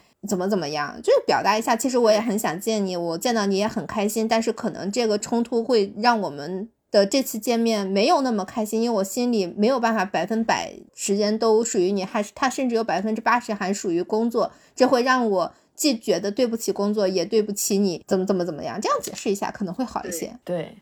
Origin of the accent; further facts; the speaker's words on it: China; 我们中国人